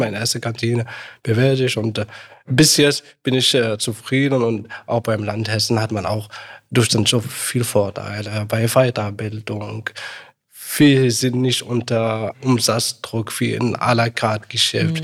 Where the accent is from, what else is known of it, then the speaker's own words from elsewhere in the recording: Morocco; German is a second language; now in Germany; Ich komme ja aus Marokko